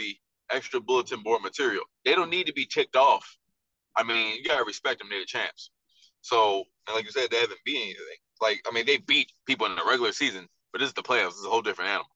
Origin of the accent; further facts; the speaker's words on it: Baltimore, Maryland, United States; Baltimore Ravens, they're my hometown team.